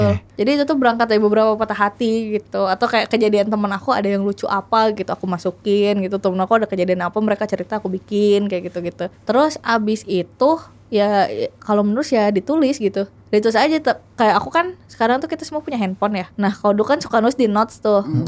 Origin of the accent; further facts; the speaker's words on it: Tanjungsari, West Java, Indonesia; aku dari kecil hidup di desa ya. Dulu tuh aku tuh nggak suka hidup di sana kayak ih namun sih Tanjung Seri eh, orang kampung